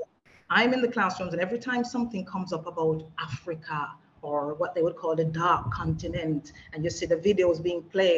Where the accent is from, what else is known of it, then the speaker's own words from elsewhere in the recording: England, United Kingdom; youngsters growing up in England sort of, you wanted to disassociate yourself because children want to fit